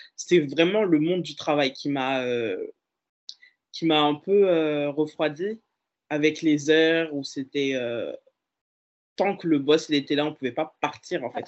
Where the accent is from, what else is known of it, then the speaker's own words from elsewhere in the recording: Dijon, Bourgogne-Franche-Comté, France; also born or lived in Dole; j'ai grandi sur Dijon